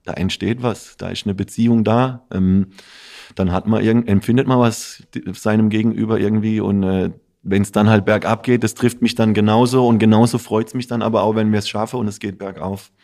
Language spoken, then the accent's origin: German; Offenburg, Baden-Württemberg, Germany; für mich ist Offenburg meine Heimat, aber ich habe auch eine Heimat in Italien